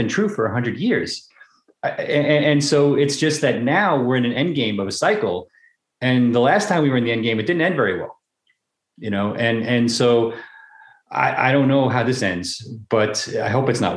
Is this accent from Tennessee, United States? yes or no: no; New York, United States; I'm from New York